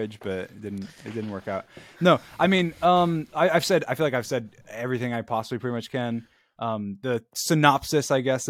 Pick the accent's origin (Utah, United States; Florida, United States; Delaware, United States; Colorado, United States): Florida, United States; Orlando; I'm from Orlando, Florida.